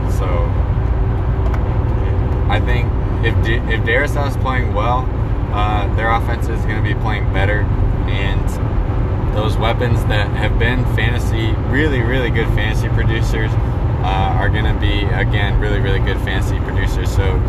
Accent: Minnesota, United States; I am from Minnesota.

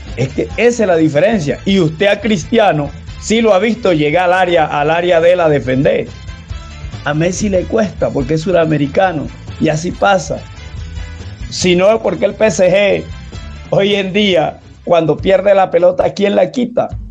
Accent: La Guajira, Colombia; now in Cali, Colombia; yo también soy costeño, soy donde nace Colombia, soy de La Guajira

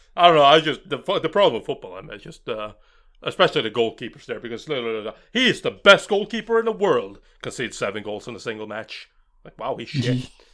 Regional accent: Norway; I'm from Norway

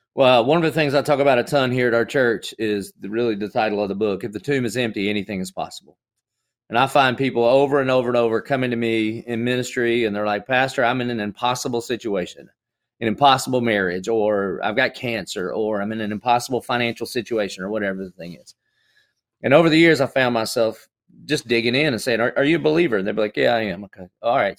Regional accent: the South, United States; I grew up in the South, so I, I would have considered myself a Christian just like most good old Southern boys do.

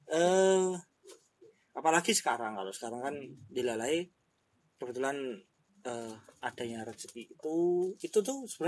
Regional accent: Yogyakarta, Special Region of Yogyakarta, Indonesia; dan kampung saya itu dulu waktu kecil itu di Jelagran, Jelagran

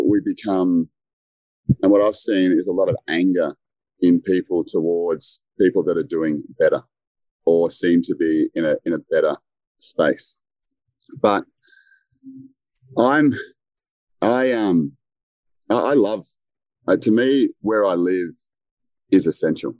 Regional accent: Melbourne, Victoria, Australia; moved away; I'm originally from Melbourne

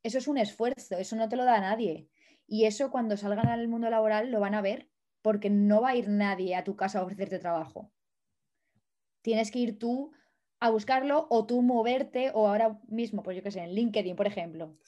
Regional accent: Valencia, Valencian Community, Spain; moved away as an adult; also born or lived in Madrid / France / Germany; now in Czech Republic; yo soy de Valencia, no lo he dicho, pero soy de Valencia

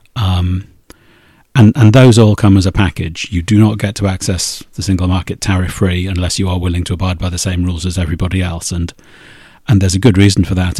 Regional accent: Wales, United Kingdom

